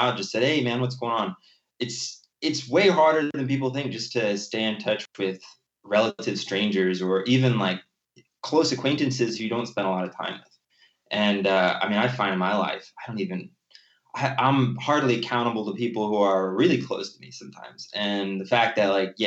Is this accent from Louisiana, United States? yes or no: no; Cincinnati, Ohio, United States; moved away; I was born and raised in Cincinnati, Ohio